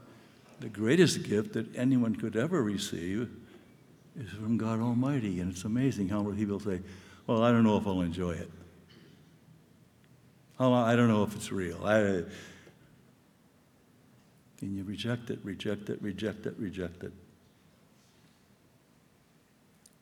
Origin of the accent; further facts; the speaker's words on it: Southern California, United States; now in New York, United States; I have limited Spanish because I'm from Southern California.